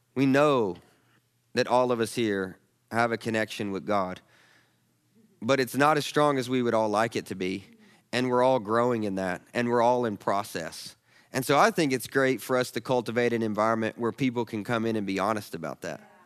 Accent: the South, United States; I'm a Southerner

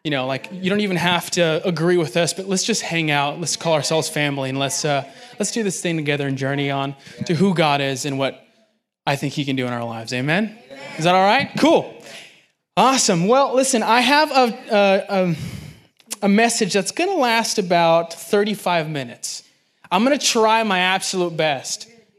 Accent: Los Angeles, California, United States; now in Nashville, United States; I am transplant from Los Angeles, and it feels like home out here.

